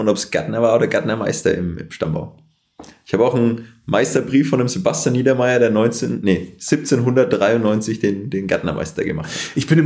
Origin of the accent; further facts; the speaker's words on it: Bavaria, Germany; Gute Frage schwer als Franke, ne? Ja. Also wir haben halt echt guten Wein hier auch.